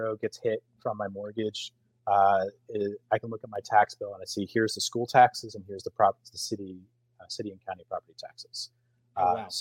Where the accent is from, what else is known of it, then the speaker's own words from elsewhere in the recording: Richardson, Texas, United States; also born or lived in Plano, Texas; now in Allen, United States; I grew up in Richardson, which is two towns south. But I went to Plano schools